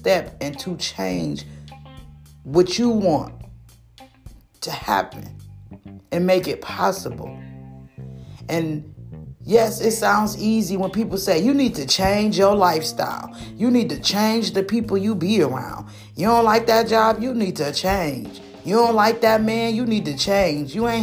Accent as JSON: {"language": "English", "region": "Michigan", "country": "United States", "tie": "born or raised there", "said": "been born and raised in Michigan"}